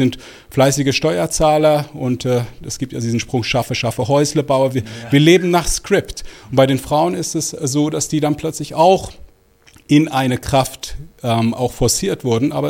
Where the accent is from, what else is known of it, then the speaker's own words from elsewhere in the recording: Switzerland; Ich bin aber tatsächlich in der Schweiz geboren und aufgewachsen. Alles in allem waren das gute 44 Jahre meines Lebens.